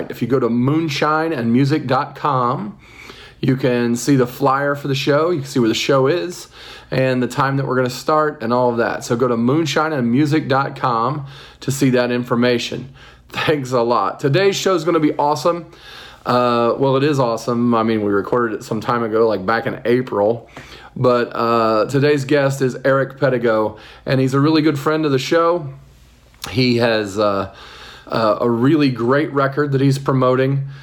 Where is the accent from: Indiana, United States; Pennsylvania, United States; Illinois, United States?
Indiana, United States; North Vernon; down southern Indiana. Yeah, North Vernon, Indiana.